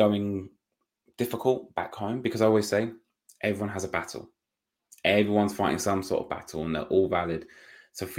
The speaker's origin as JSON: {"language": "English", "country": "United Kingdom", "said": "being a Brit"}